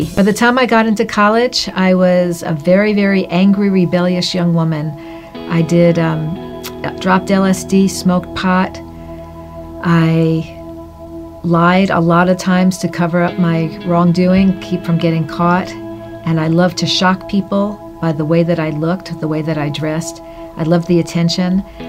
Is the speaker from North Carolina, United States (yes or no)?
no; New York City, New York, United States; I was raised in New York City into a Jewish family. We attended synagogue on the High Holy Days.